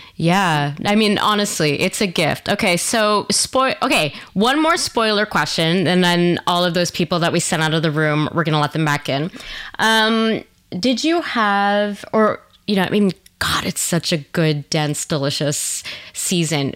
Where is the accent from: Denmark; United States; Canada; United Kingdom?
Canada; also born or lived in Quebec / Ontario; now in Vancouver, Canada; in Quebec and in Ontario